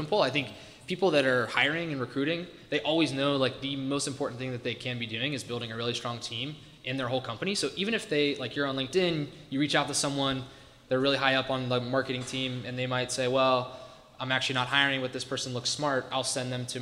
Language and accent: English; Ohio, United States; moved away as an adult; also born or lived in Washington, District of Columbia, United States; I grew up in Ohio, small rural farm town